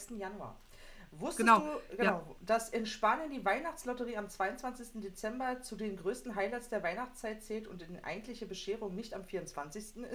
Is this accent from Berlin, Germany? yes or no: yes; Berlin, Germany; Bei uns in Berlin sagt man Bauarbeitermarmelade.